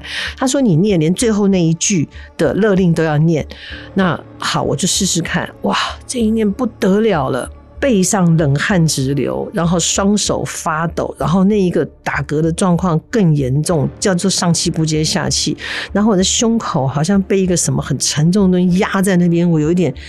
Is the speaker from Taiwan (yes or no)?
yes; Taiwan; accent: Taiwanese Mandarin; 我突然觉得有一种神魂分离的神，我在讲台湾国语，神魂分离、神魂分离的感觉